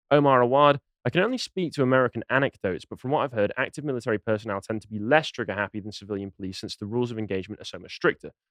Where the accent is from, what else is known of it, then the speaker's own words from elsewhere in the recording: England, United Kingdom; I'm from Mercia anyway. People, uh, Northerners are saying I'm not Northern enough for them. Fine, I'll just accept being a Mercian.